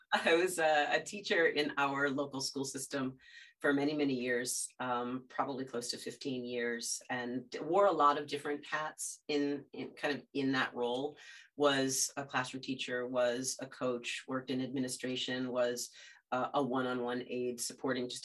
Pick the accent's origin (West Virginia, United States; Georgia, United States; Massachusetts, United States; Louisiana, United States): Massachusetts, United States; birthplace of the American Navy, near Salem; now in Salem, United States; we just moved actually from my hometown about a mile down the road, a little seacoast town and the birthplace of the American Navy